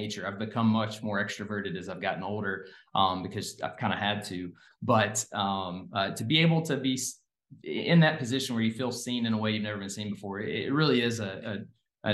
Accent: Cookeville, Tennessee, United States; I'm born and raised in Cookeville.

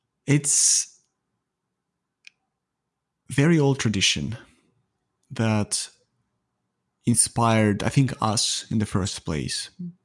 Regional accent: Ukraine; English is a second language; now in Toronto, Canada; I live in Toronto, Canada, but I was not born here. Mm. I was born in Eastern Europe. Originally, I'm from Ukraine. And then we traveled quite a lot and we ended up here in Canada.

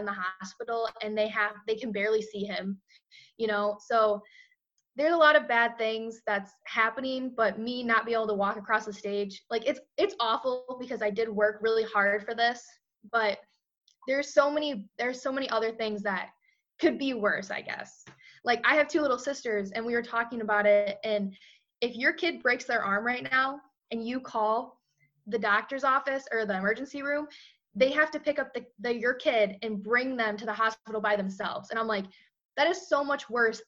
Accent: Hamilton, Michigan, United States; moved away; I'm from Hamilton, Michigan, graduated in 2016

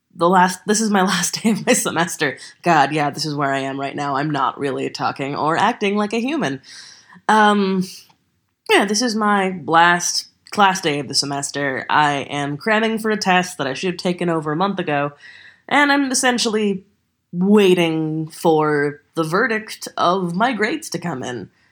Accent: Texas, United States; I'm a Texan

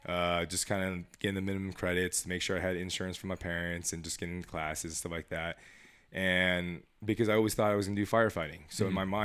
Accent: Las Vegas, Nevada, United States; I was born and raised here in Las Vegas, Nevada, and 36 years old

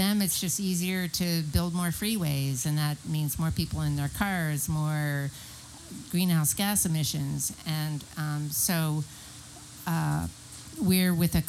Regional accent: Philadelphia, Pennsylvania, United States; now in San Diego, United States; I grew up in Philadelphia where they had a, there's a very good train system.

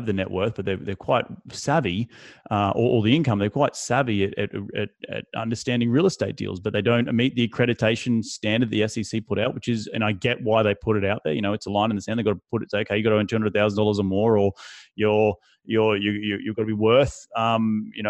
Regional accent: Australia; now in United States; my home country of Australia

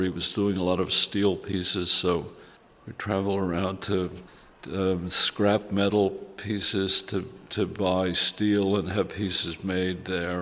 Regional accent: United States; moved away as an adult; also born or lived in Germany; growing up in America where it's like a little more chaotic

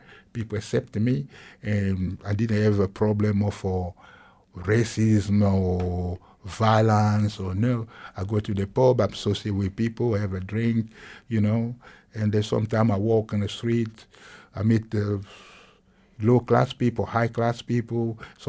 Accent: South Africa; I'm from South Africa.

